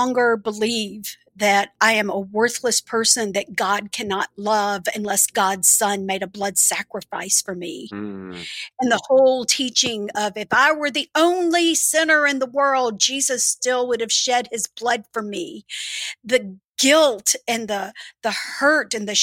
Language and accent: English; the South, United States; also born or lived in Birmingham; now in Nashville, United States; growing up in the South